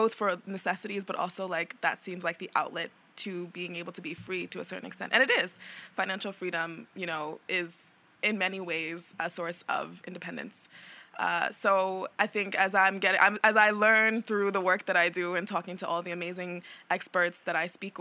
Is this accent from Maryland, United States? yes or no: no; New York City, New York, United States; I'm from Brooklyn